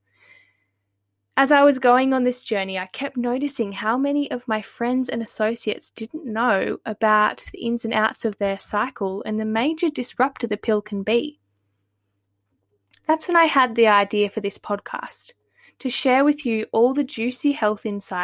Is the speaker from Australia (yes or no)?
yes; northern New South Wales, Australia; I'm now living back in my hometown in northern New South Wales